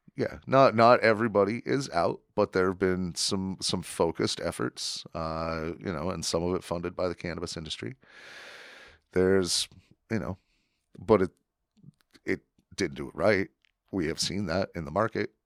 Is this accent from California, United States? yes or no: no; Wyoming, United States; I grew up in Wyoming